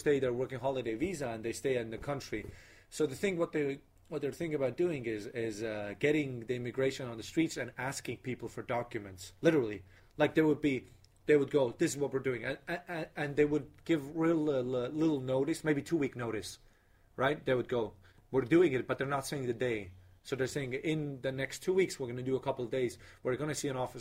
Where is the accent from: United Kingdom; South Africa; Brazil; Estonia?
Estonia; also born or lived in Australia; I come from Estonia